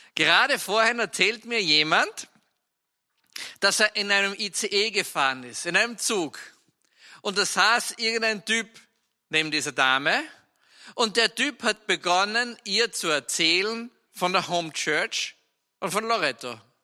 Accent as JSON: {"language": "German", "region": "Styria", "country": "Austria", "said": "ich bin ja Steirer und Steirer sind von Natur aus, also Steirer ist ein kleines Bundesland in der Alpenrepublik Österreich"}